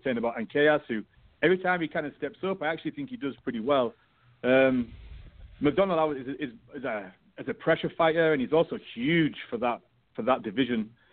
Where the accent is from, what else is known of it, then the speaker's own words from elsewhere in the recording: United Kingdom; I'm British